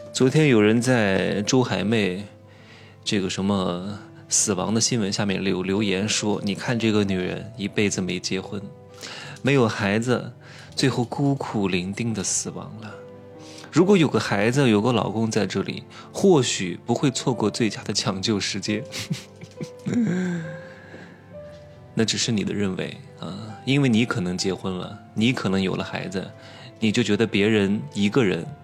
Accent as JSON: {"language": "Chinese", "country": "China", "said": "我们中国人"}